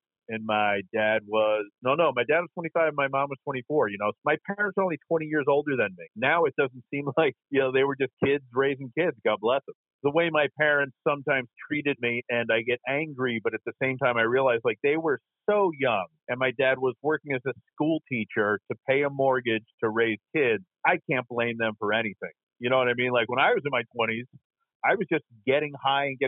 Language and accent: English; New York City, New York, United States; I was born in Queens, New York